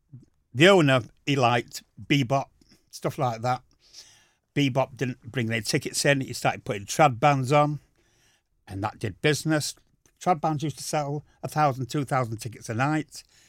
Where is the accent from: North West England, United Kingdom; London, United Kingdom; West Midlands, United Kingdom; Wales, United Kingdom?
North West England, United Kingdom; Wythenshawe; also born or lived in Dewsbury; So I then moved out to Withenshaw.